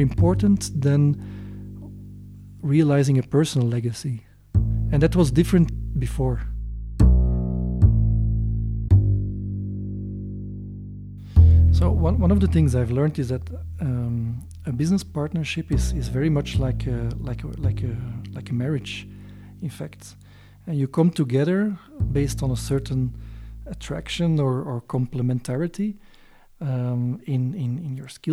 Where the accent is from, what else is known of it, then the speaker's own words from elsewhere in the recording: Belgium; moved away as an adult; now in Kenya; I come from Belgium